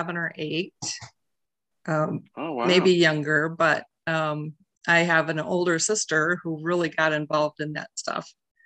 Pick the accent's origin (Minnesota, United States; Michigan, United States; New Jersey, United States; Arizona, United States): Michigan, United States; Grand Rapids; I grew up in Grand Rapids, one of six kids, the fifth